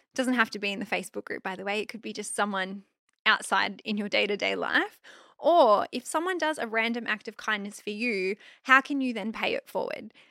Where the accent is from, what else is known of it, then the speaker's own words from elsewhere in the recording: Australia; I'm Aussie.